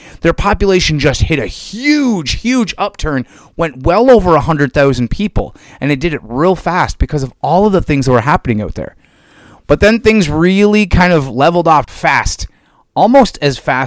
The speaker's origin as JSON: {"language": "English", "region": "Minnesota", "country": "United States", "tie": "born or raised there", "said": "the state of Minnesota, of course, that's my home state. It's where I grew up, was born, raised"}